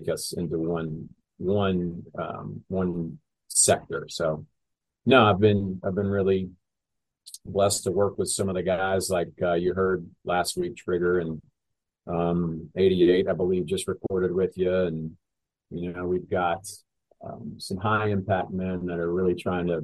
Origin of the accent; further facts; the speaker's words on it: Charlotte, North Carolina, United States; born and raised in Charlotte